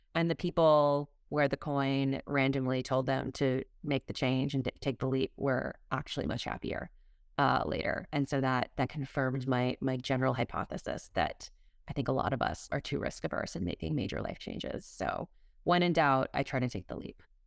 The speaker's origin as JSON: {"language": "English", "region": "Massachusetts", "country": "United States", "tie": "born or raised there", "moved": "yes", "lives_now": "Texas, United States", "said": "grew up in Massachusetts and have slowly been moving farther south"}